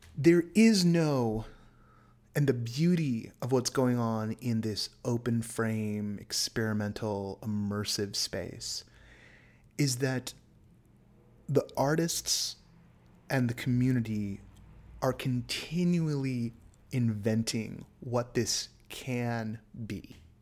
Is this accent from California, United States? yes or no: yes; San Francisco Bay Area, California, United States; I was born in Southern California, but I was raised up in the Bay Area.